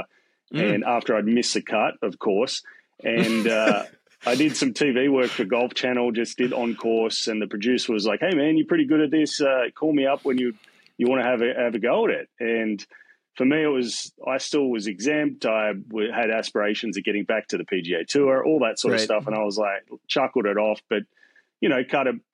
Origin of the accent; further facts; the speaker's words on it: Newcastle, New South Wales, Australia; also born or lived in Melbourne, Victoria, Australia; So I was born in Melbourne, Australia. I grew up closer to Sydney. I moved to Sydney, Newcastle, when I was a young whippersnapper.